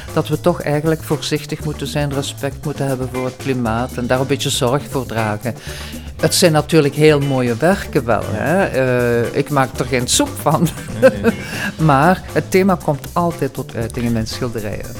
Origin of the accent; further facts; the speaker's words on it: Diepenbeek, Flanders, Belgium; Ik kom uit Diepenbeek